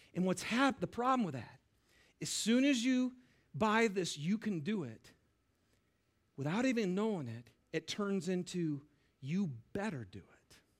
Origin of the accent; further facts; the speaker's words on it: Lapeer, Michigan, United States; I grew up in Lapeer, Michigan